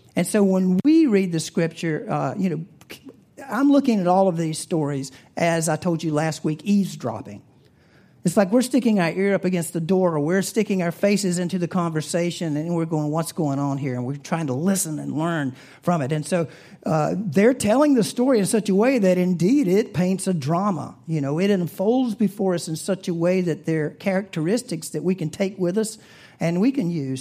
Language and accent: English; the South, United States; I'm from the South